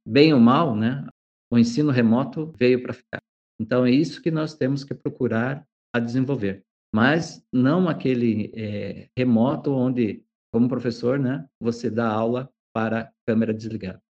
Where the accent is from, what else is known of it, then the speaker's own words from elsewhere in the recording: Jaguariaíva, Paraná, Brazil; also born or lived in Medianeira; now in Ponta Grossa, Brazil; eu sou natural da cidade de Jaguareíva